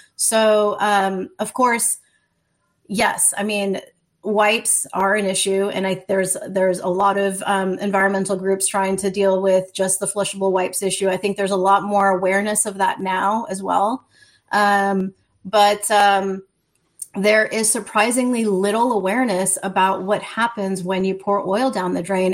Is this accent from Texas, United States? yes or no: no; New Orleans, Louisiana, United States; I'm from New Orleans, Louisiana